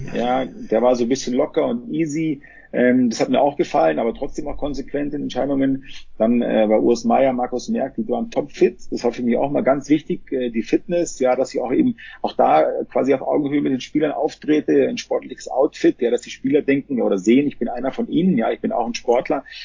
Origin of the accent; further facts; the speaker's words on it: Munich, Bavaria, Germany; ich komme ja aus München, mitten aus der Stadt, ja, ich bin immer mit den Menschen aufgewachsen